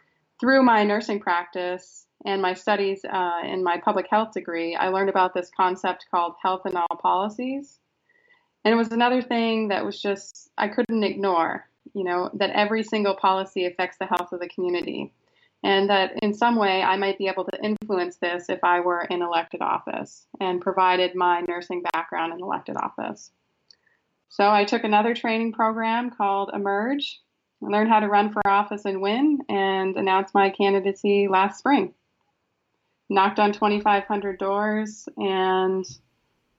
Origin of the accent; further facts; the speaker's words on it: Frenchville, Maine, United States; also born or lived in Belfast, Maine / Millinocket, Maine; I grew up in Frenchville, Maine. It's about 5 hours north of Belfast